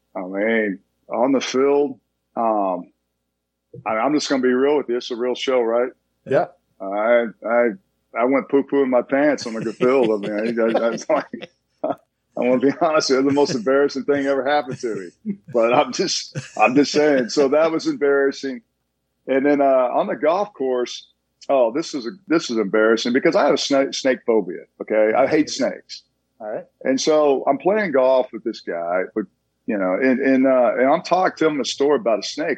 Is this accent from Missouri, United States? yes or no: no; Tulsa, Oklahoma, United States; now in Dallas, United States; I come from a big family. I'm from Tulsa, Oklahoma.